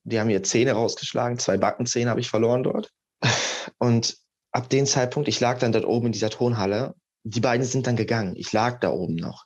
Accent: Germany; ich komme halt aus Deutschland, ich habe Wurzeln in Serbien

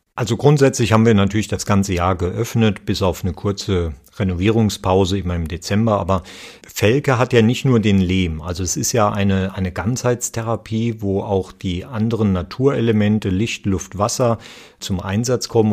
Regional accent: Nahe valley, Rhineland-Palatinate, Germany; ich bin ja hier auch auf dem Gelände aufgewachsen

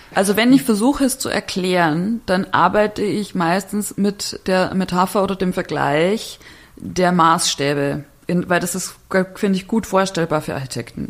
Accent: Bavaria, Germany; now in Berlin, Germany; ich komme aus, aus Bayern, aus dem kleinen Dorf

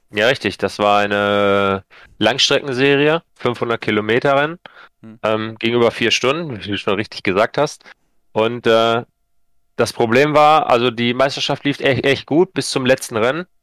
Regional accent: Sauerland, North Rhine-Westphalia, Germany; komme aus dem schönen Sauerland

